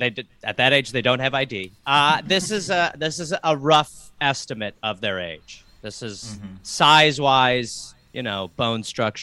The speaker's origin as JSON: {"language": "English", "country": "United States", "said": "I'm an American."}